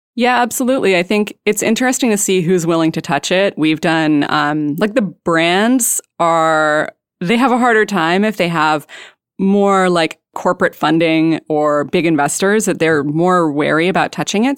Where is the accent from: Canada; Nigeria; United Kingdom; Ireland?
Canada; British Columbia; moved away as an adult; also born or lived in Vancouver; now in Portland, United States; I'm from British Columbia